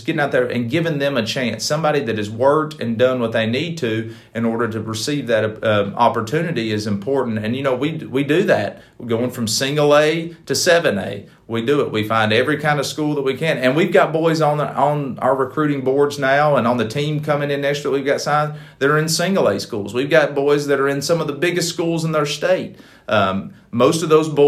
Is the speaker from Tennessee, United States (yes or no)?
yes; East Tennessee, United States; moved away as an adult; also born or lived in Huntsville, Alabama; now in Alabama, United States; near my hometown in East Tennessee